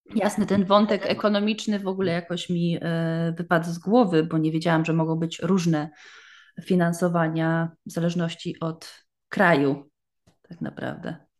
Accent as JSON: {"language": "Polish", "country": "Poland", "moved": "yes", "lives_now": "Germany"}